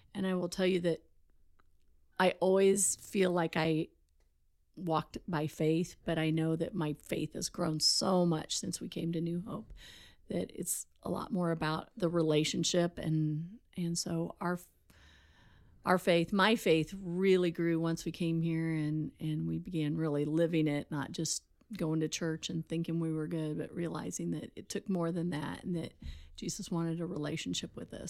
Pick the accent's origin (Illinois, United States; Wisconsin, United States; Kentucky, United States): Illinois, United States; Charleston; also born or lived in Altamont, Illinois; I grew up in Charleston, Illinois